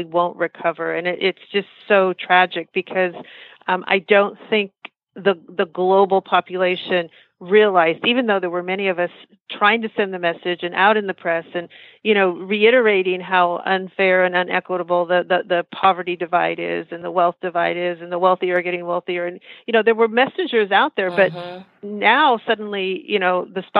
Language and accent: English; United States; I'm American Indian